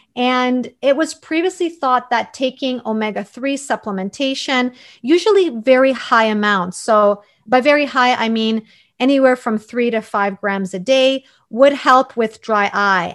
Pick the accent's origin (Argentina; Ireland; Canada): Canada; Toronto, Ontario; also born or lived in Croatia; I grew up in Toronto, although I was born in Croatia